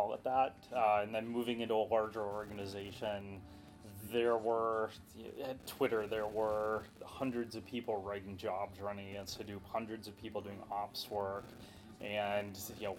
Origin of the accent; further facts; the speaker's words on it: Dallas, Texas, United States; moved away as an adult; also born or lived in New York / Colorado / Baltimore, D.C. area; now in San Francisco, United States; I consider home where I grew up, Dallas. Was there all through my growing years, all the way up until I went off to college